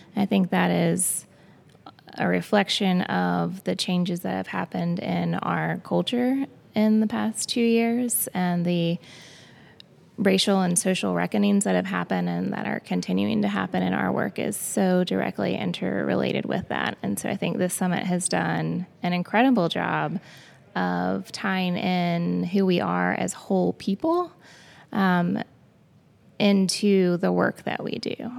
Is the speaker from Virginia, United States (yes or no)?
yes; Danville, Virginia, United States; my hometown of the city of Danville and Pennsylvania County specifically, um, which is a large part of the region that I now serve